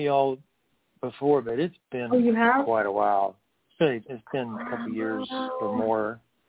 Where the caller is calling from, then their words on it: North Carolina, United States; I'm in the mountains of North Carolina.